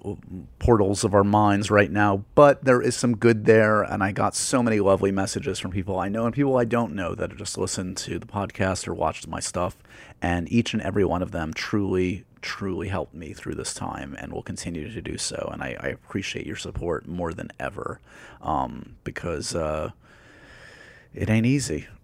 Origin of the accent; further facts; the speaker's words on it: New York, United States; growing up in New York